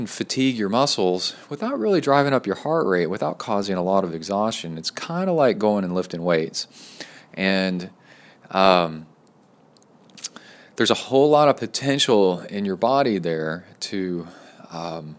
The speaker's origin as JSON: {"language": "English", "region": "Texas", "country": "United States", "also_born_or_lived": "College Station, Texas"}